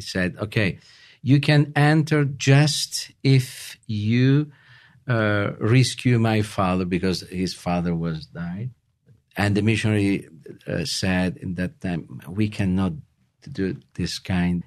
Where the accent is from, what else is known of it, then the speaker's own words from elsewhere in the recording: Rome, Lazio, Italy; English is a second language; moved away as an adult; now in Utah, United States; we moved in Utah from Italy four years ago